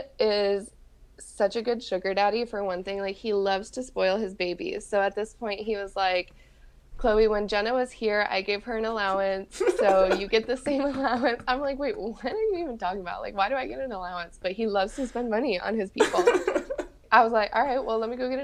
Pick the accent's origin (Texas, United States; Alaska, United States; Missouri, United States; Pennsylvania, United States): Texas, United States; oh, Texas.